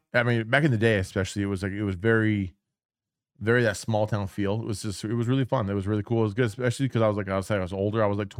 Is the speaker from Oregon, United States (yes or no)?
yes; Portland, Oregon, United States; so I grew up in Portland.